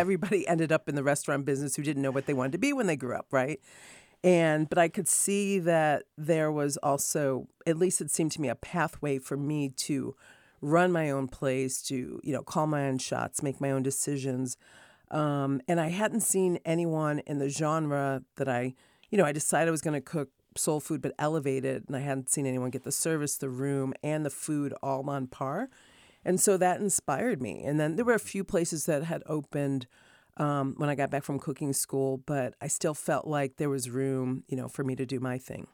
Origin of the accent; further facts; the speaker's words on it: Rochester, New York, United States; also born or lived in Hartford, Connecticut / Martha's Vineyard, Massachusetts; now in California, United States; they ended up, um, having me in, uh, Hartford, and then my dad got a job with Kodak, so I grew up in Rochester, New York.